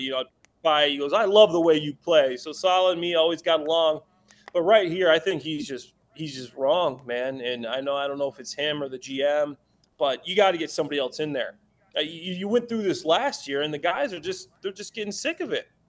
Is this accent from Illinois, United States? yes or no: yes; Chicago, Illinois, United States; I'm from Chicago, I'm in Chicago right now